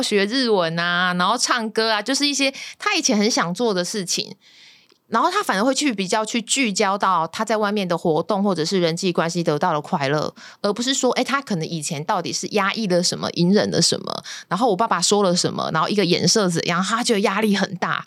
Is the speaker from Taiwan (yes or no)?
yes; Kaohsiung, Taiwan; 因为我是高雄人，所以我们那时候小时候蛮常都在讲台语，我听台语的